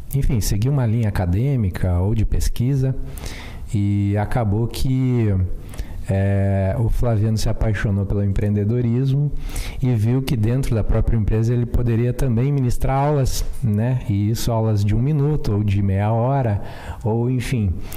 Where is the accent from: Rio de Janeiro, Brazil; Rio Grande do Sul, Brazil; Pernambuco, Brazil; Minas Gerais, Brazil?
Rio Grande do Sul, Brazil; Sertão; Sou do interior de Sertão